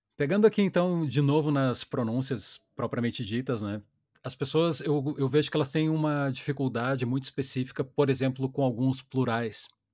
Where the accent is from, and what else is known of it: Brazil